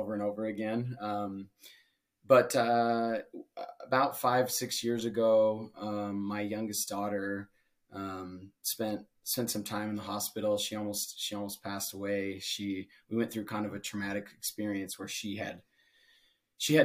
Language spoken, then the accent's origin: English; Utah, United States; moved away; growing up in Utah in a religious community